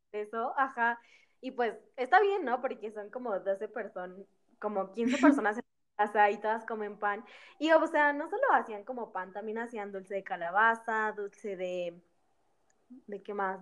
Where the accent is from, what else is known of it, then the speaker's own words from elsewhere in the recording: Mexico; Ceci y yo somos de México